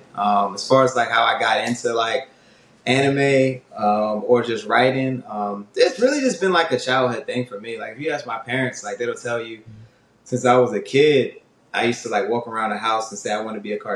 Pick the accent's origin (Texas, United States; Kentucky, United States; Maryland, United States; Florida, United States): Maryland, United States; Severn; I grew up in Anne Arundel County, specifically Seven Oaks